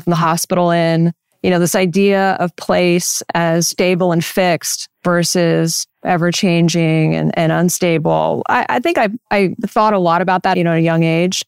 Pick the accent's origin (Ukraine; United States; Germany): United States; Central Coast, California; growing up on the Central Coast